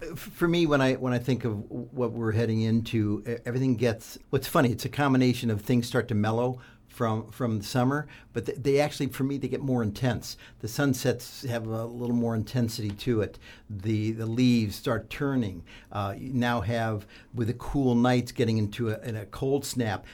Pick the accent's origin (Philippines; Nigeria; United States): United States; southeastern Ohio; Growing up in Ohio, uh, southeastern part of Ohio, down by West Virginia and Kentucky